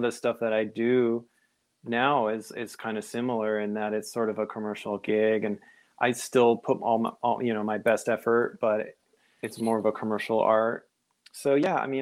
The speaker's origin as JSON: {"language": "English", "region": "Connecticut", "country": "United States", "tie": "born or raised there", "also_born_or_lived": "Berkeley / Oakland", "moved": "as an adult", "said": "I grew up in Connecticut, actually. After high school, I went to, ended up in Berkeley and Oakland"}